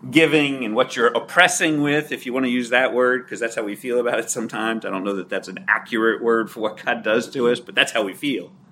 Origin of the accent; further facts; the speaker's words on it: Ireland; I'm a good speaker, I'm dramatic, I'm Irish, it comes naturally, right?